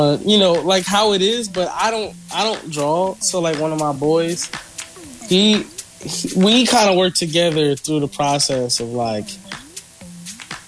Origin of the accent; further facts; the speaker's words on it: United States; me being from America and I'm speaking English